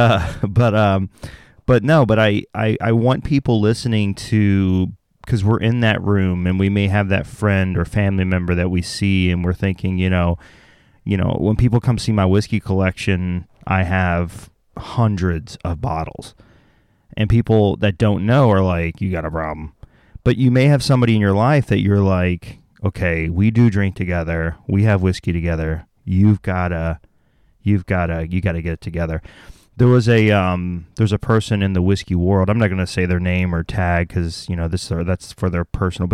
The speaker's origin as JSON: {"language": "English", "region": "the South", "country": "United States", "said": "I'm from the South"}